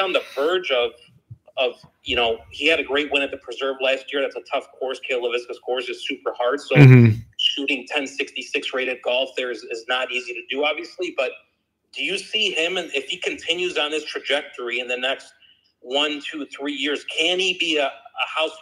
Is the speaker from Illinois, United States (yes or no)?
yes; Illinois, United States; I'm from the Illinois area.